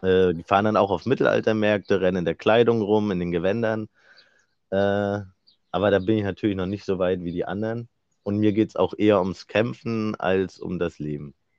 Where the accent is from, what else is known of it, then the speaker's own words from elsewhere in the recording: Rostock, Mecklenburg-Vorpommern, Germany; moved away as an adult; now in Wismar, Germany; Wir kommen ja beide aus Rostock